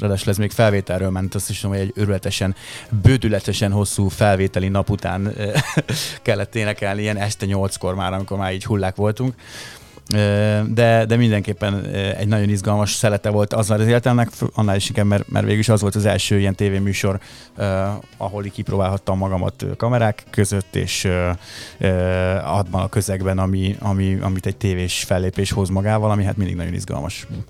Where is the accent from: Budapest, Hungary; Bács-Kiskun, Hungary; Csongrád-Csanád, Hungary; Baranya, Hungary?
Bács-Kiskun, Hungary; Lajosmizse; ott Lajos Mizsén, ahol felnőttem